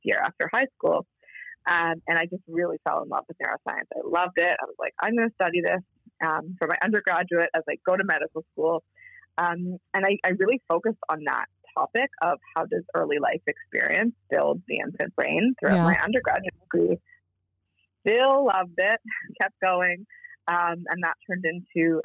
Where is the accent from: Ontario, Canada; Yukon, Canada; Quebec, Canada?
Ontario, Canada; Toronto; I was born in Toronto